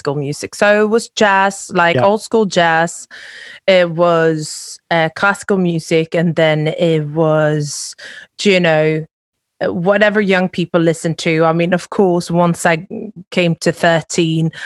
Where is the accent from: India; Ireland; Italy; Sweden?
Sweden; moved away as an adult; also born or lived in London / New York; growing up in Sweden